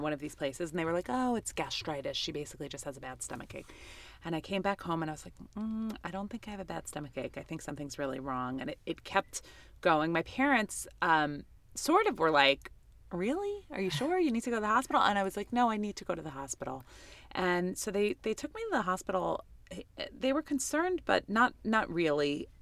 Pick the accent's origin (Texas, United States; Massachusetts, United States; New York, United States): New York, United States; New York City; I grew up in Queens, New York